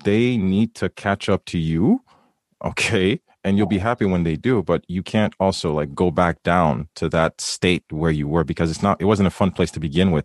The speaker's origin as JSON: {"language": "English", "country": "Haiti", "said": "I'm from the Caribbean, I'm from Haiti"}